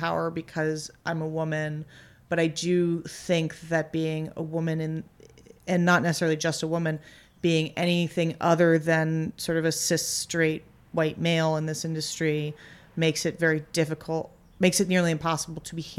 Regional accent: United States; but screenplays are hard because I'm American. I can't read in a foreign language.

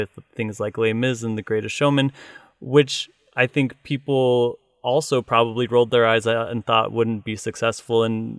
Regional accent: Utah, United States; I wasn't performing in local bars because I'm from Utah. We don't believe in alcohol.

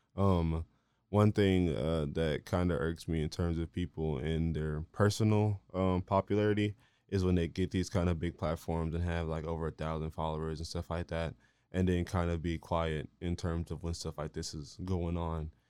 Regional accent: Marlin, Texas, United States; now in Waco, United States; I'm from here, I'm from Marlin, you know, the only other place that I've, like, lived is here in Waco

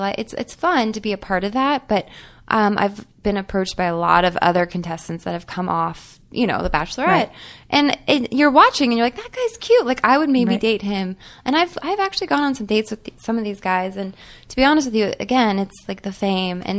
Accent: Arizona, United States; moved away; I was in my hometown, Arizona

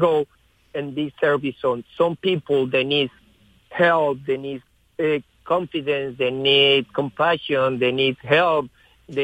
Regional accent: Colombia; English is a second language; moved away as an adult; now in United States; I come from Colombia

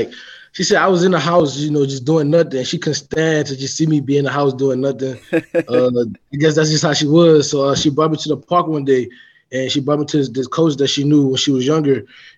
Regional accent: New Orleans, Louisiana, United States; I grew up in New Orleans, Louisiana, uptown New Orleans. I grew up in a single parent household. My mother, she raised me and two other siblings. I have a brother and a sister. I'm the oldest.

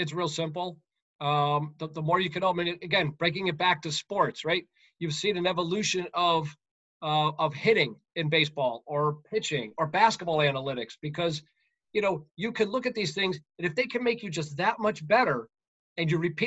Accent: United States; moved away as an adult; also born or lived in Connecticut / Massachusetts; I grew up in New York and Connecticut

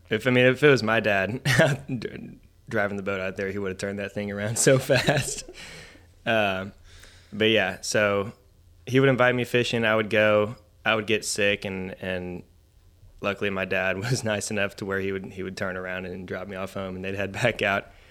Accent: Richardson, Texas, United States; I grew up in a city called Richardson, which is about fifteen, twenty minutes north of Dallas

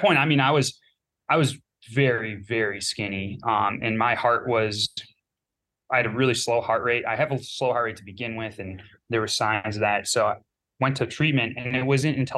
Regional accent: Northeast Wisconsin, United States; Growing up, I grew up in Northeast Wisconsin

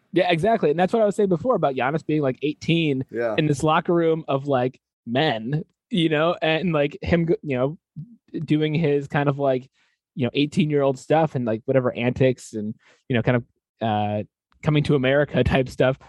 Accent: Connecticut, United States; I grew up in Connecticut, like big college basketball state

